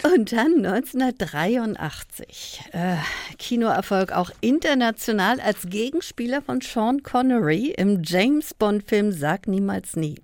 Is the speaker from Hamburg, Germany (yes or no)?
no; Berlin, Germany; als Berlinerin